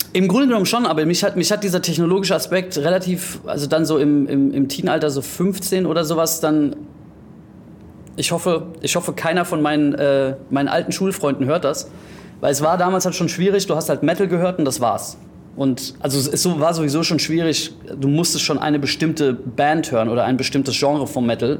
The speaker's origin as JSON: {"language": "German", "country": "Greece", "tie": "born or raised there", "also_born_or_lived": "Frankfurt, Germany", "moved": "yes", "said": "ich bin auch in Griechenland teilweise aufgewachsen"}